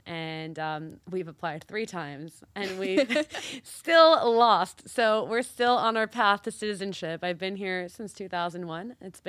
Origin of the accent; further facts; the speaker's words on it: New Jersey, United States; In the town I grew up in New Jersey, people leave their car on with the keys at 7-Eleven to get their coffee so it doesn't get cold in the morning.